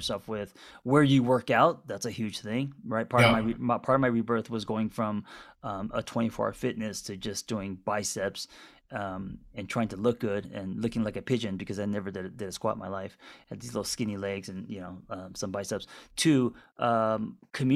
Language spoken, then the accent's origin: English; Los Angeles, California, United States; moved away; growing up in Los Angeles